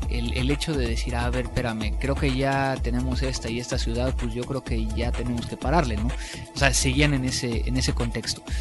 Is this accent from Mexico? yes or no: yes; Mexico; mexicanos nosotros hablamos del guerrero que es inteligente